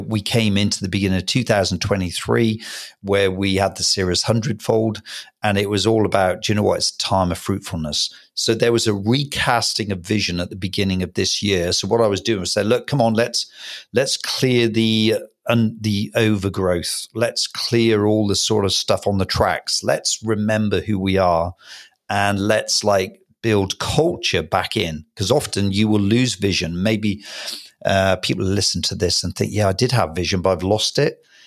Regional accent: Hereford, West Midlands, United Kingdom; Special place, obviously, in my heart, because it's my hometown.

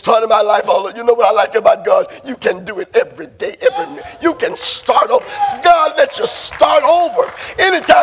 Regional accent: Barrett Station, Texas, United States; I'm from Barrett Station

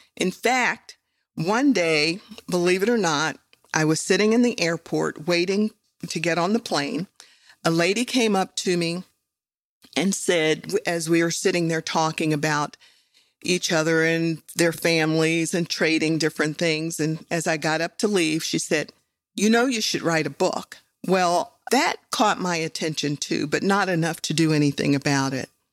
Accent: West Virginia, United States; I grew up in West Virginia

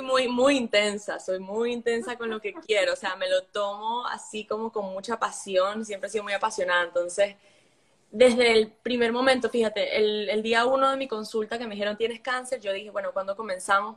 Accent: Venezuela; now in United States; creciendo en Venezuela

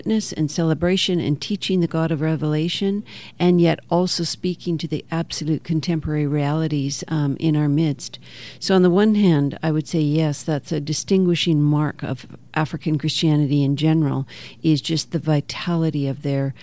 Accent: Canada; moved away; also born or lived in Kenya; as a Canadian

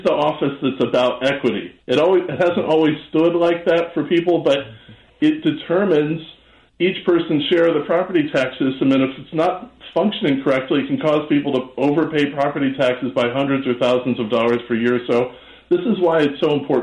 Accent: Chicago, Illinois, United States; I grew up in Hyde Park. I grew up in Chicago.

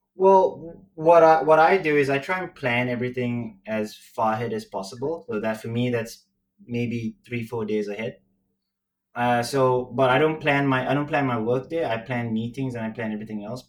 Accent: Sri Lanka; moved away as an adult; now in Singapore; I'm Chinese who grew up in Sri Lanka. So my accent's really weird

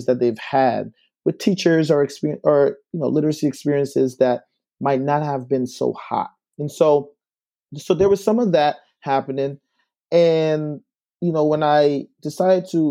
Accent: Guyana; now in Albany, United States; I'm originally from South America in Guyana. And so I moved here to the States in 2001.

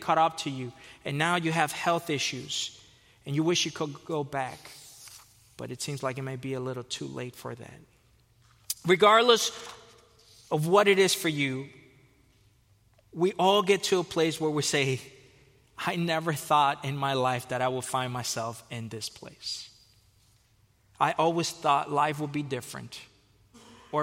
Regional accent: Fort Lauderdale, Florida, United States; moved away as an adult; also born or lived in Costa Rica / California; I was born in Costa Rica. I was raised in Fort Lauderdale, Florida.

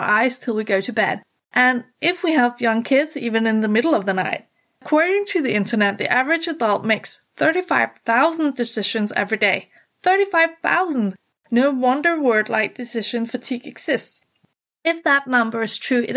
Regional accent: Denmark; I'm from Denmark, the country of fairy tales, hygge, and happiness

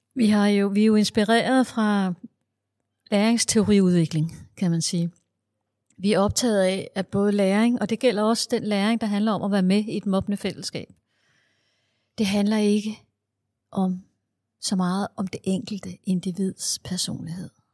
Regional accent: Denmark; Jeg er skoleforsker fra Danmark

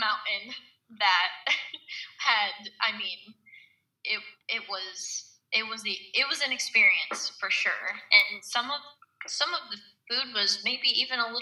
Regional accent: United States; me being an American

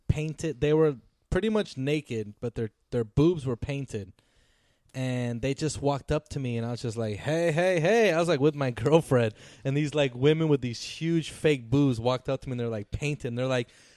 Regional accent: Orlando, Florida, United States; we're from Orlando

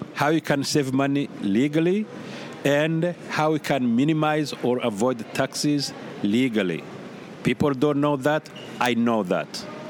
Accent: Burundi; moved away as an adult; also born or lived in Carbondale, Illinois; now in United States; being born and raised in the Republic of Burundi

